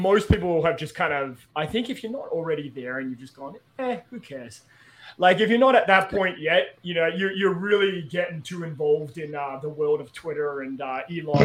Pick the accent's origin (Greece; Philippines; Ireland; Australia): Australia; moved away; I'm from Australia.